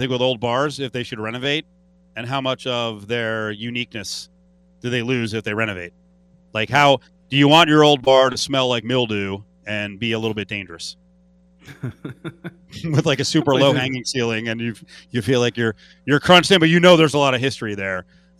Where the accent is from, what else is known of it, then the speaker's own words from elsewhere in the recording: Northeast, United States; now in Las Vegas, United States; growing up in the Northeast